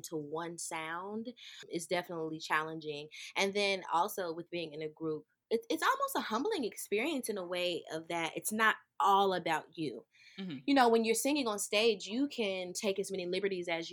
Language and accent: English; Birmingham, Alabama, United States; I am from Birmingham, Alabama, right here in the South